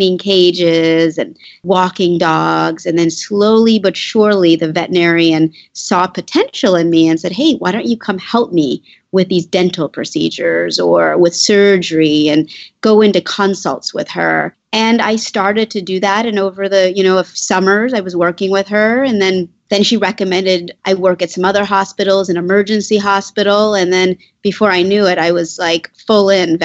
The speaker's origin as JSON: {"language": "English", "town": "Washington", "region": "District of Columbia", "country": "United States", "tie": "born or raised there", "said": "I grew up in Washington, D.C."}